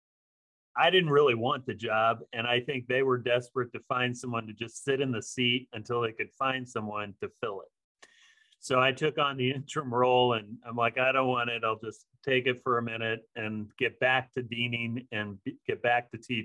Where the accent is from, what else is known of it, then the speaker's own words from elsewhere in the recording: Midwest, United States; also born or lived in Arizona; now in Los Angeles, United States; I'm a Midwesterner at heart